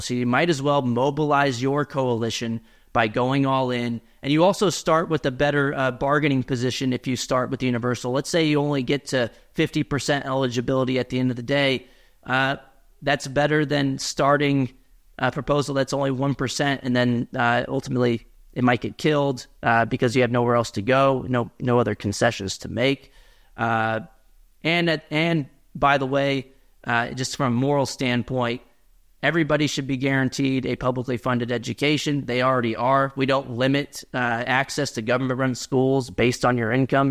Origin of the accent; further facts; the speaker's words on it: Texas, United States; my home state of Texas